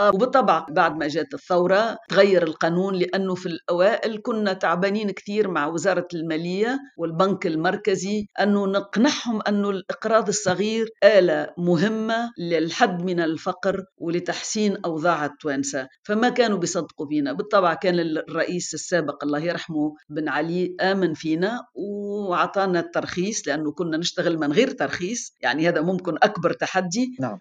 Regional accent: Tunisia

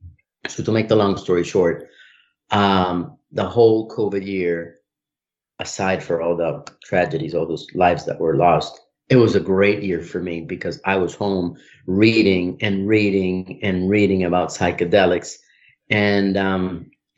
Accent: Colombia; now in United States; I'm from Colombia

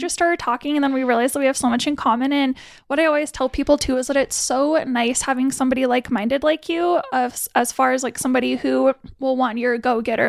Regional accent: Billings, Montana, United States; I'm from Billings-ish

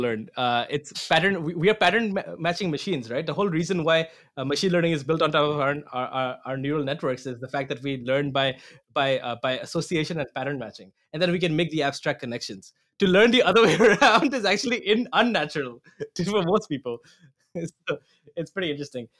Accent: Assam, India; moved away as an adult; now in Toronto, Canada; I'm from Assam, India

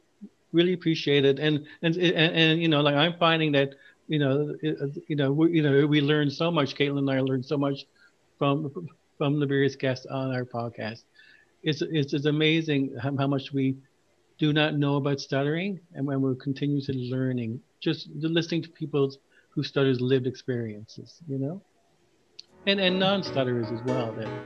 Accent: Ghana; also born or lived in Newfoundland, Canada; when I was growing up in Ghana, Newfoundland, and the various places we live, I was always stayed in the corner.

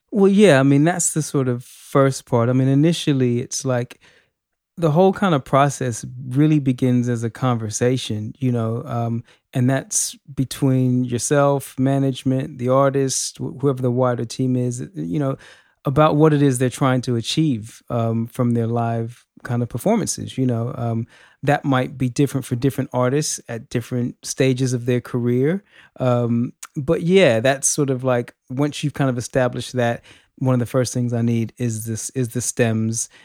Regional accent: Los Angeles, California, United States; now in United Kingdom; I'm from Los Angeles originally, um, but I have been in the U K for many, many years

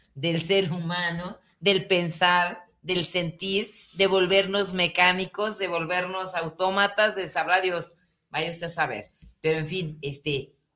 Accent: Guadalajara, Jalisco, Mexico; nos constituye eh, como, como tapatíos, como jaliscienses

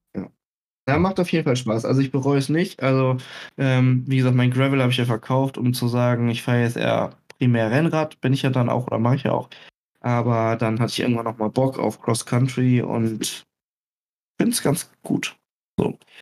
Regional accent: Germany; ich bin Deutscher

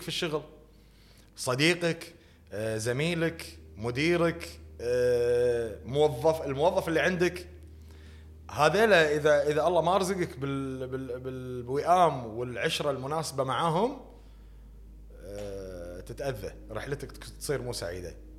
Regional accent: Kuwait; احنا مجتمعنا هني بالكويت

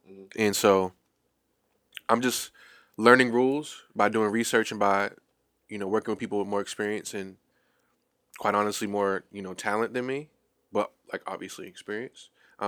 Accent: Boston, Massachusetts, United States; I actually went to Boston Renaissance Charter School when I was growing up in Back Bay.

